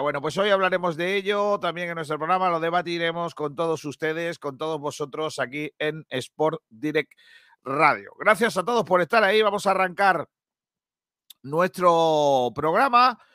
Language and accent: Spanish; Rincón de la Victoria, Andalusia, Spain; mi pueblo, de Rincón de la Victoria